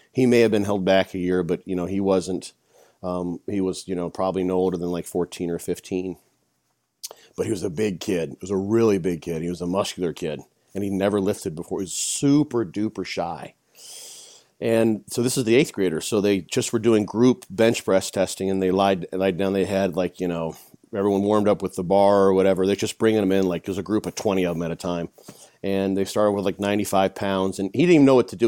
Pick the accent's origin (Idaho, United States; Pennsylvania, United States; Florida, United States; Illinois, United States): Illinois, United States; my hometown, in a small town in Illinois